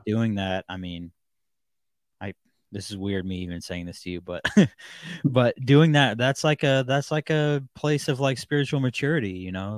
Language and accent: English; Seattle, Washington, United States; the Seattle-ish area in Washington, um, which is where I grew up